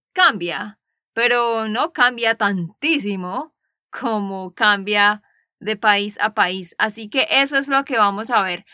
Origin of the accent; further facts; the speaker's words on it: Santander, Colombia; now in United States; de Santander, Colombia